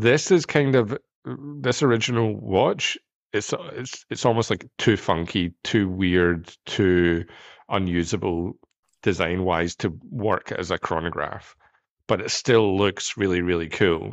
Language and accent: English; United Kingdom; I come from Britain. We're the land of bad, bad teeth